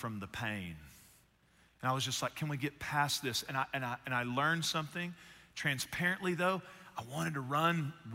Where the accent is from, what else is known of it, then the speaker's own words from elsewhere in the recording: Northeast Texas, United States; I was born in Northeast Texas and I played athletics